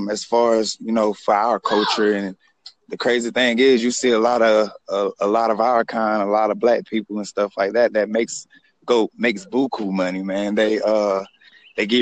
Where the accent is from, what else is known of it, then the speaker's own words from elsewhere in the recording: South Carolina, United States; I'm from South Carolina